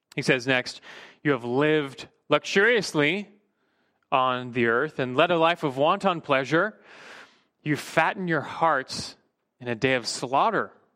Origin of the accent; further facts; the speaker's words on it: United States; as American Christians